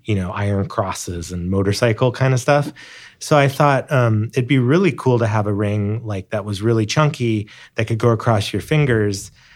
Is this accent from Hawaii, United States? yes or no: yes; Hawaii, United States; born or raised there; moved away